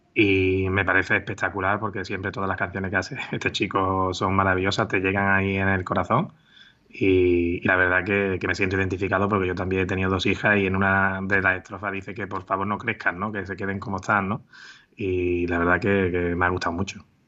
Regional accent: Málaga, Andalusia, Spain; moved away as an adult; volví a mi casa, a Málaga, y firmé por pues, en el equipo de mi ciudad

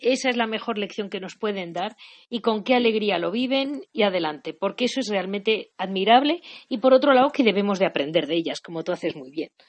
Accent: Catalonia, Spain; mi pueblo catalán

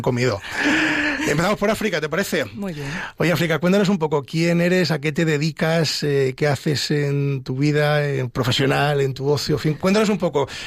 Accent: Ávila, Castile and León, Spain; Somos medio paisanos porque yo soy de Ávila

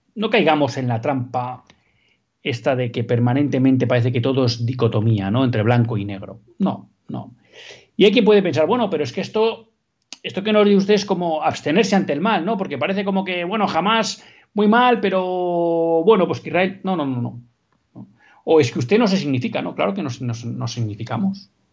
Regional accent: Basque Country, Spain; en el País Vasco, en mi tierra

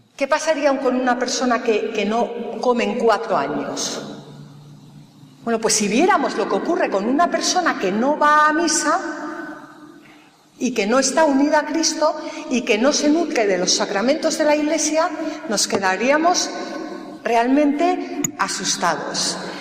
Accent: Galicia, Spain; now in Madrid, Spain; soy gallega

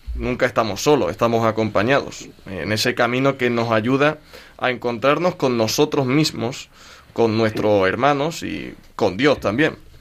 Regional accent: Andalusia, Spain; En Andalucía, mi tierra

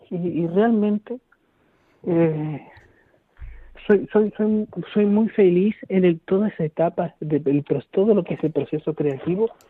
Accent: Argentina; now in Galicia, Spain; yo hablo igual, pero para los argentinos no, porque me preguntan, ¿de dónde eres? ¿Qué, Porque tienes un acento raro, ni siquiera, ni siquiera soy argentino ahí.

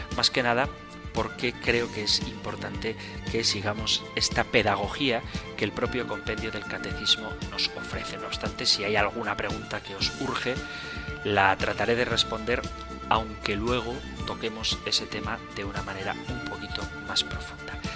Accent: Spain; yo que soy español

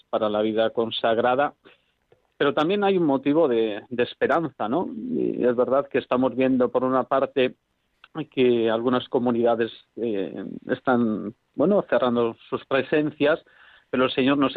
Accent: Zumaia, Basque Country, Spain; pude conocer a las carmelitas descalzas de Zumaya, de mi pueblo, de Guipúzcoa, que entonces tenían una comunidad

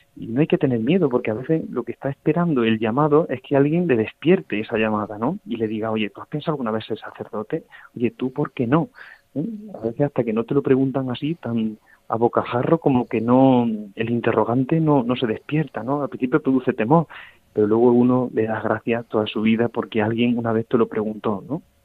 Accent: La Rambla, Andalusia, Spain; soy de un, de un pueblo de Córdoba que se llama La Rambla, un pueblo de unos 7.000 habitantes

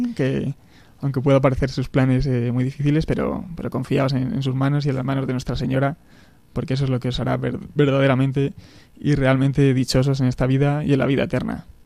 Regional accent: Béjar, Castile and León, Spain; moved away as an adult; also born or lived in Salamanca / Madrid; viví, de pequeño en, en Béjar, en mi pueblo, al sur de Salamanca

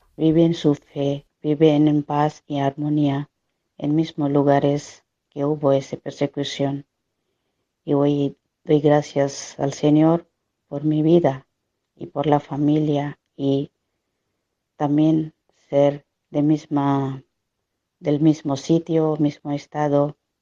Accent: Odisha, India; Spanish is a second language; moved away; yo soy de Orisa

